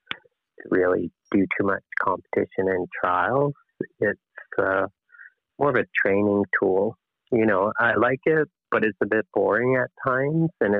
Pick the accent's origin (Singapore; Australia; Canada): Canada; Fredericton, New Brunswick; I come from Fredericton, New Brunswick, which is a relatively small place in the Atlantic provinces